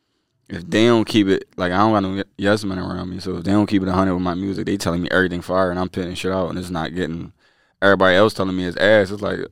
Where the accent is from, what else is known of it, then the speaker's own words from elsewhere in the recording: Philadelphia, Pennsylvania, United States; I'm from West Philly.